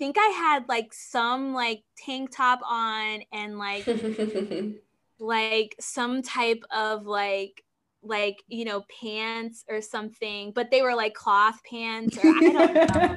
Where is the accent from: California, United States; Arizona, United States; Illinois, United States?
Illinois, United States; Springfield; I'm actually from Springfield, Illinois, which is about 3 hours away from Chicago